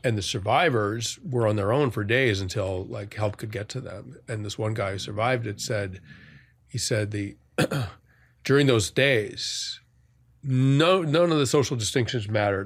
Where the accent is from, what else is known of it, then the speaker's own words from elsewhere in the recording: outside of Boston, Massachusetts, United States; now in New York, United States; the sort of affluent suburb I grew up in outside of Boston